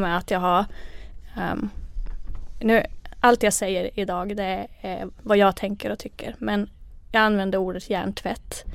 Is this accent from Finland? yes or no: yes; Kalajoki, North Ostrobothnia, Finland; first language Finnish; Swedish is a second language; moved away as an adult; now in Umeå, Sweden; Jag är ursprungligen från eh, Kalajoki i Finland, där jag mm. föddes.